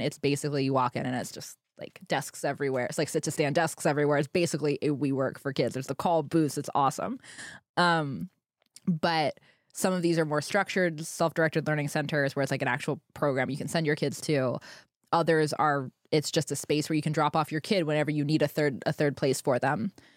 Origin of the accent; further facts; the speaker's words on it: Pennsylvania, United States; I grew up in Pennsylvania, which was a fairly restrictive state